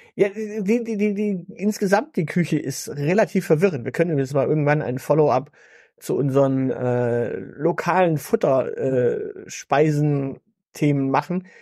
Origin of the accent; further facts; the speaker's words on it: Stuttgart, Baden-Württemberg, Germany; bei uns in Stuttgart